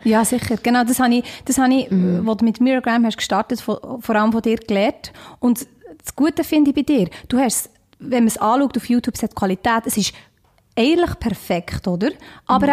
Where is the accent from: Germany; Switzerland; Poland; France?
Switzerland; accent: Swiss Standard German; ich bin aus der Schweiz